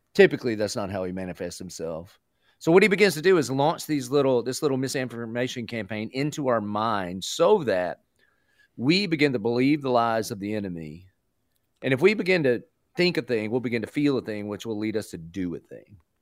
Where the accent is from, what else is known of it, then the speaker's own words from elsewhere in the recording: the South, United States; I grew up in the South